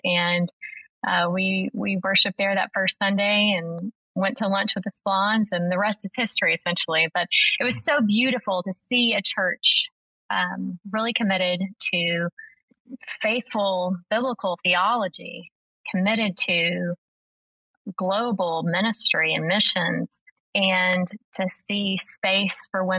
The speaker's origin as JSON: {"language": "English", "town": "Arkadelphia", "region": "Arkansas", "country": "United States", "tie": "born or raised there", "also_born_or_lived": "Birmingham, Alabama", "moved": "as an adult", "said": "So my husband and I, Cody, we met at Ouachita. We got married and lived in my hometown in Arkadelphia for a year to save up to move to Birmingham."}